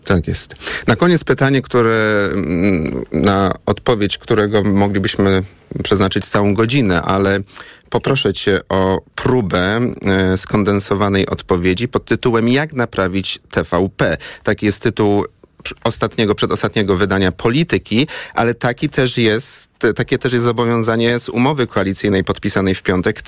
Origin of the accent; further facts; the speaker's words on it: Poznań, Greater Poland, Poland; jako poznaniak